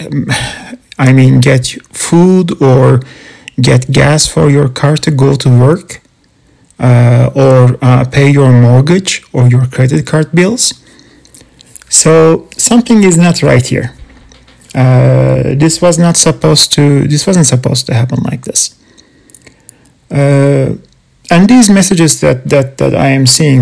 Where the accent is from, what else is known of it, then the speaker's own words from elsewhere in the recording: Canada; I'm not American, I'm Canadian